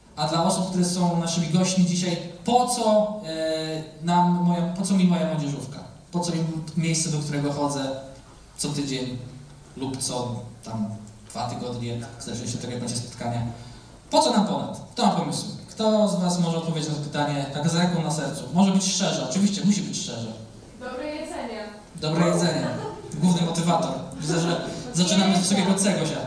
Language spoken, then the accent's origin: Polish; a village near Olsztyn, Warmian-Masurian Voivodeship, Poland; moved away; also born or lived in Gdańsk; pochodzę ze wsi, więc żeby wyjechać do miasta to była wielka wyprawa